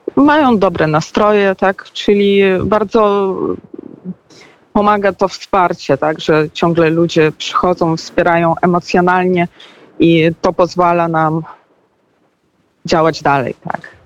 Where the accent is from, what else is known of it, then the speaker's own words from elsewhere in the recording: Belarus; urodziłam się, dorastałam i w sumie już jestem no, dorosłą kobietą